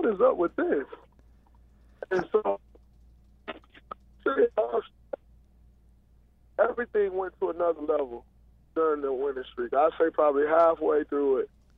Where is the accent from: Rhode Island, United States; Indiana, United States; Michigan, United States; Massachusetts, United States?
Michigan, United States; Saginaw; moved away; growing up in Saginaw